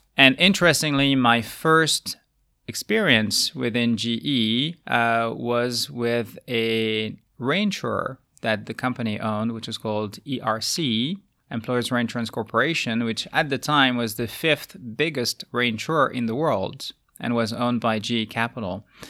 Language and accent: English; France; moved away as an adult; also born or lived in United States / Asia; now in Luxembourg; my home country being France